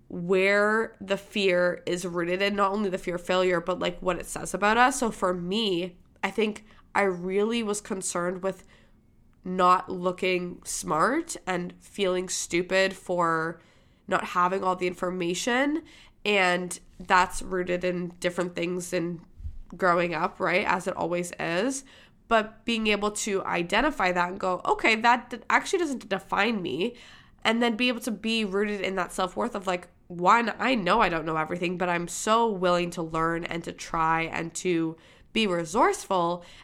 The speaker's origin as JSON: {"language": "English", "region": "Michigan", "country": "United States", "tie": "born there", "accent": "Boston", "said": "I had a Boston accent. I was born in Michigan, and for whatever reason, I picked up a Boston accent"}